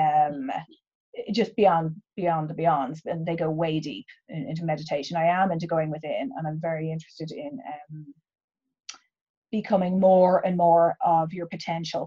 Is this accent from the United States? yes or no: no; Ireland; both being Irish